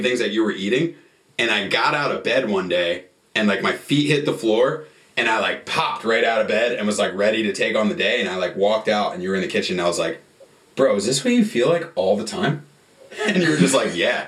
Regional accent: New Jersey, United States; moved away; I'm from New Jersey

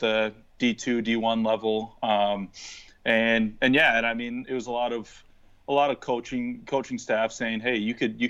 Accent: Hermantown, Minnesota, United States; I grew up in Hermantown, Minnesota, right up by Duluth.

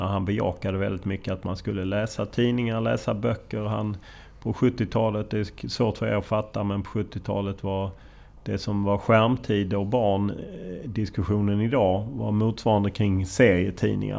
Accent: Lund, Skåne, Sweden; jag är från Lund men han är från Landskrona

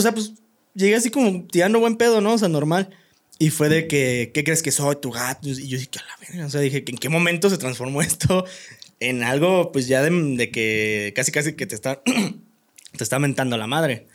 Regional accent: Comonfort, Guanajuato, Mexico; Yo soy de Comonfort, Guanajuato

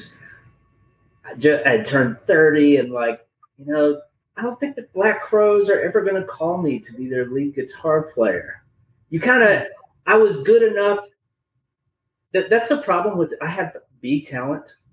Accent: Huntsville, Alabama, United States; also born or lived in New Orleans / Greenville; my hometown of Huntsville, Alabama

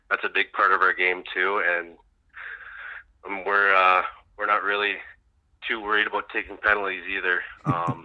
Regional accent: Canada; I'm Canadian.

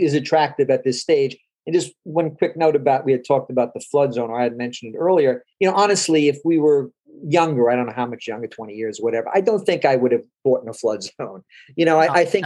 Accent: Long Island, New York, United States; also born or lived in South Salem, New York / Jersey City, New Jersey / Hoboken, New Jersey; now in New Castle, Delaware, United States; I grew up on Long Island

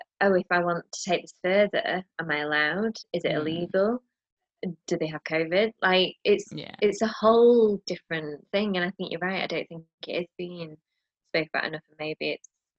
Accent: United Kingdom; as a Brit

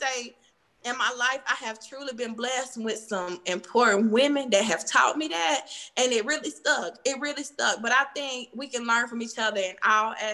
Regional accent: Cartersville, Georgia, United States; I'm from Cartersville

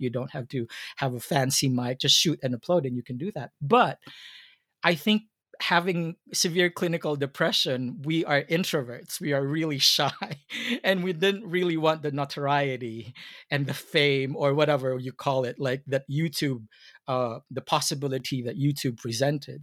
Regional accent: Philippines; being Filipino

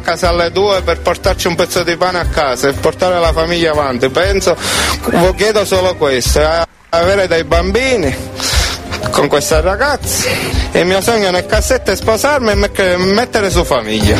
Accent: San Giuseppe Jato, Sicily, Italy; Sono di San Giuseppe Iato

